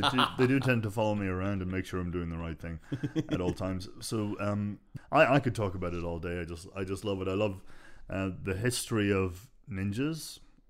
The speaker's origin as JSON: {"language": "English", "town": "Dundalk", "region": "Leinster", "country": "Ireland", "tie": "born or raised there", "said": "Well, this is in Dublin, but I was growing up in Dundalk in Ireland."}